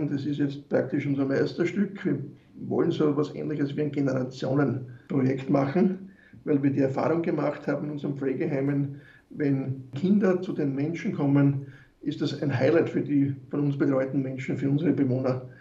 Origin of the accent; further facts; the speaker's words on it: Wiener Neustadt, Lower Austria, Austria; mein neuestes Projekt ist jetzt in Wiener Neustadt, wo ich herkomme, meine Heimatstadt oder Bezirksstadt